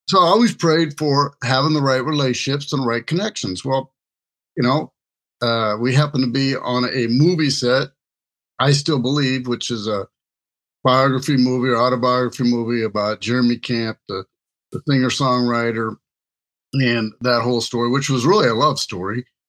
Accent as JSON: {"language": "English", "town": "Kansas City", "region": "Missouri", "country": "United States", "tie": "born or raised there", "moved": "yes", "said": "I was originally from Kansas City"}